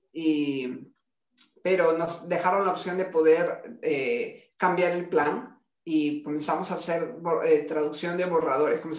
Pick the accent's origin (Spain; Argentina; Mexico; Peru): Peru; yo soy peruano